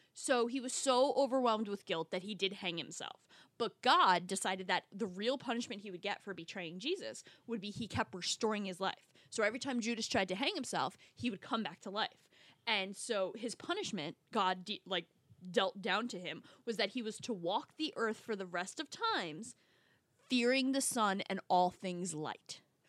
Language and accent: English; New Jersey, United States; I grew up in North Jersey.